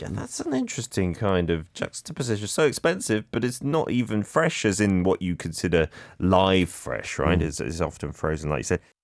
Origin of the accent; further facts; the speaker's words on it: United Kingdom; now in Korea; as a Brit